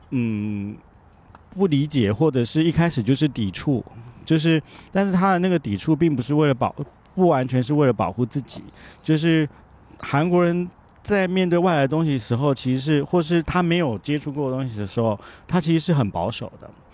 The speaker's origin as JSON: {"language": "Chinese", "country": "Taiwan", "tie": "born or raised there", "also_born_or_lived": "Shanghai, China / South Korea / Japan / Tianjin, China", "first_language": "Japanese", "moved": "as an adult", "said": "回到台湾的时候，它毕竟是我的故乡"}